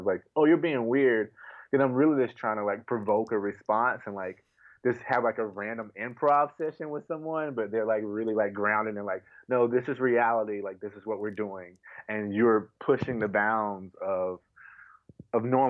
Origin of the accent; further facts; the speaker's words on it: North Carolina, United States; I grew up in the South, North Carolina